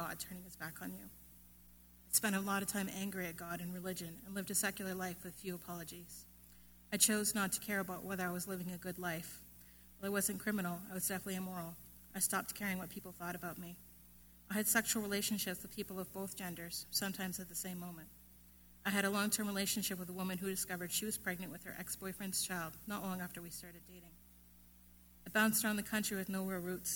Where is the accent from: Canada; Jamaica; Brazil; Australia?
Canada; I was born and raised in Canada